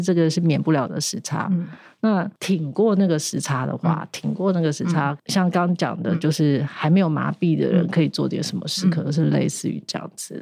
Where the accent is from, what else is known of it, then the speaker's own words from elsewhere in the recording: Taiwan; 我们台湾人